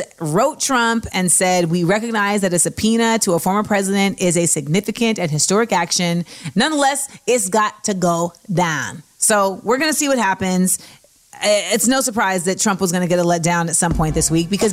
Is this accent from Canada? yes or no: no; Grenada; I am not Trinidadian. I am Grenadian.